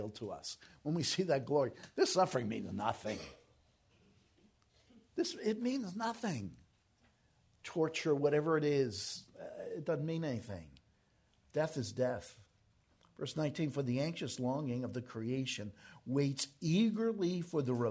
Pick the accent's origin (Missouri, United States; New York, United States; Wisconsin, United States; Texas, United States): New York, United States; moved away; I'm from New York